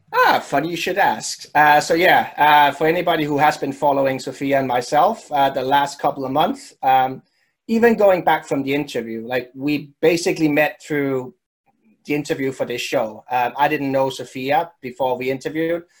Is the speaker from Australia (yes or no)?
no; Denmark; when I was growing up in Denmark